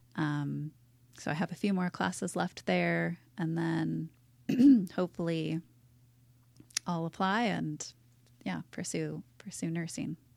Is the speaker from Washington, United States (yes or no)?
yes; Seattle, Washington, United States; moved away as an adult; now in La Jolla, United States; I was born and raised in Seattle.